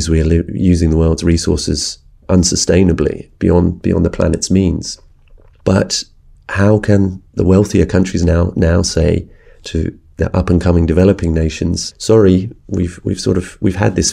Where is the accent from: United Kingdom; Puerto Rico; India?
United Kingdom; addressing this subject from Britain as a British journalist